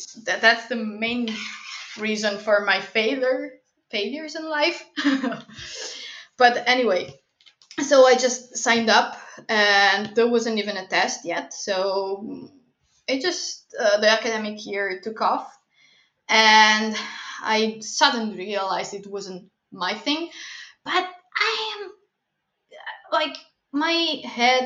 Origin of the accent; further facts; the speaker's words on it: Italy; I come from Italy